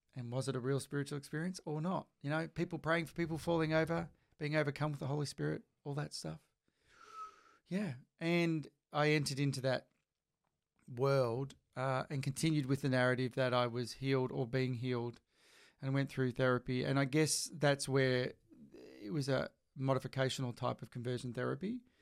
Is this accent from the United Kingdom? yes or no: no; Bracknell, Tasmania, Australia; moved away as an adult; also born or lived in Melbourne; near my hometown in Bracknell